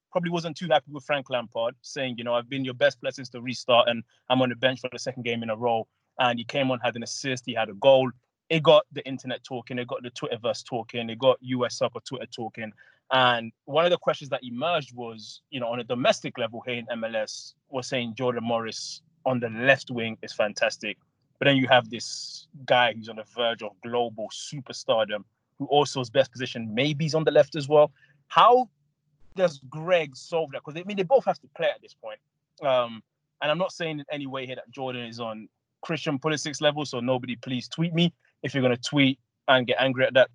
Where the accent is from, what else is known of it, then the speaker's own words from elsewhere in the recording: England, United Kingdom; I grew up in England where Liverpool was always a big club